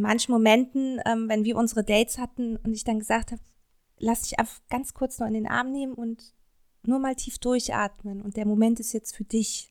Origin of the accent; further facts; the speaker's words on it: Cologne, North Rhine-Westphalia, Germany; ich komme ja auch aus Köln